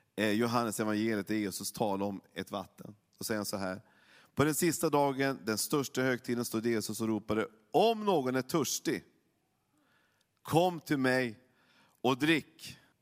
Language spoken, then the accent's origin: Swedish; Norrland, by the Lule River, Norrbotten County, Sweden; Jag kommer uppifrån Norrland, så att jag har ju varit vid Sveriges näst största älv hela livet och skridskor hela livet, eller sen när jag var, när jag var liten i alla fall. Luleälv